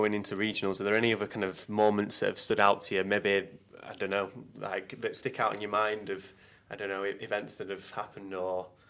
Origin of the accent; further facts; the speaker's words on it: England, United Kingdom; I'm proud to be Northern.